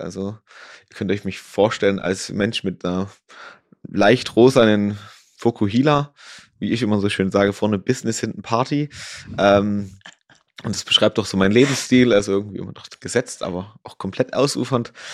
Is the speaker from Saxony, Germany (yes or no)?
yes; Ore Mountains, Saxony, Germany; also born or lived in Dresden; now in Garmisch-Partenkirchen, Germany; komme ich äh, gebürtig aus dem Erzgebirge, komme vom Skilanglauf, also habe da quasi immer in einer sehr, sehr sportlichen Familie gewohnt